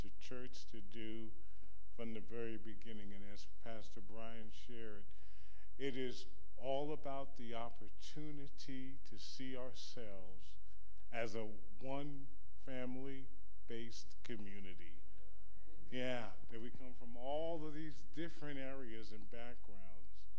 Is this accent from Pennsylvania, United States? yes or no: no; New York, United States; moved away as an adult; now in Kansas, United States; I'm a New Yorker